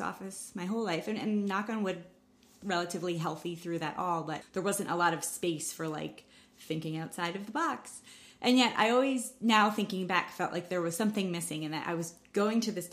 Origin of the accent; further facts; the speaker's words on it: New Rochelle, New York, United States; I grew up in Westchester, New Rochelle